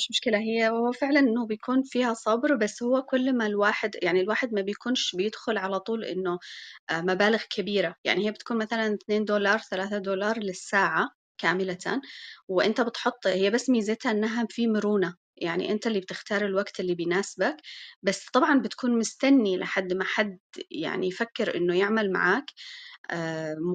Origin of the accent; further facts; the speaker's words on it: Malaysia; Arabic is a second language; أنا من ماليزيا